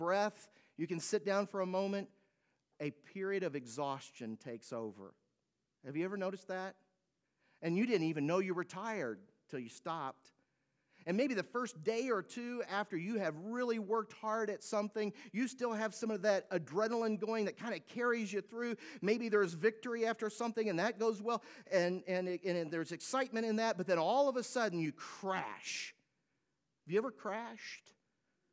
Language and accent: English; United States; American citizens